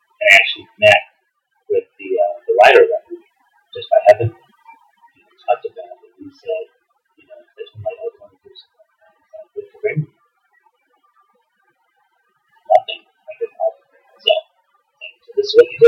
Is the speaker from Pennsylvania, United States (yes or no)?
no; Casa Grande, Arizona, United States; I'm originally from Casa Grande